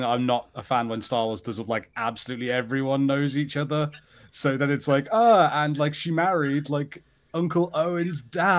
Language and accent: English; United Kingdom; obviously I'm British